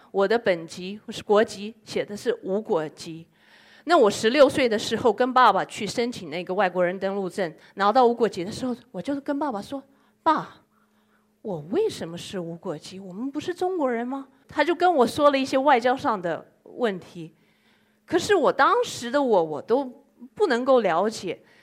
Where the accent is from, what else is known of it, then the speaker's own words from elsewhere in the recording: Yokohama, Kanagawa, Japan; Chinese is a second language; 我是来自于日本，呃，横滨中华街的